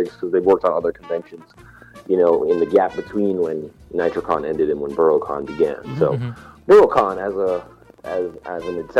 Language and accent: English; Florida, United States; I personally am not. I'm actually from Florida.